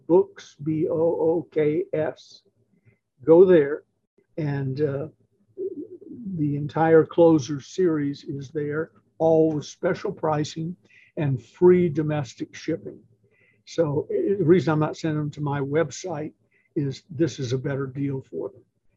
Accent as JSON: {"language": "English", "town": "Atlanta", "region": "Georgia", "country": "United States", "said": "I'm from Atlanta"}